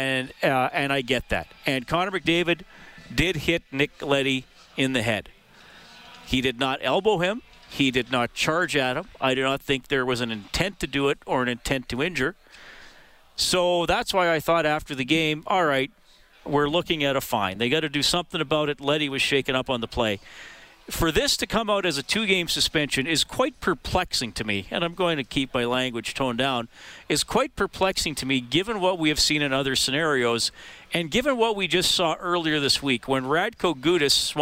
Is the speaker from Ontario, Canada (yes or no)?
no; Evansburg, Alberta, Canada; when I was a kid growing up in Evansburg in the 80s